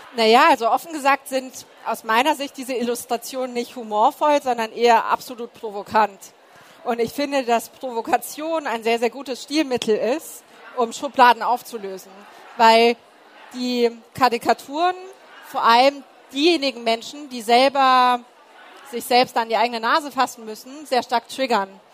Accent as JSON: {"language": "German", "town": "Munich", "region": "Bavaria", "country": "Germany", "said": "Du antwortest aus München und dann kommt, aber eigentlich, eigentlich. Und du sagst ja aus dem Münchner Westen, Westen"}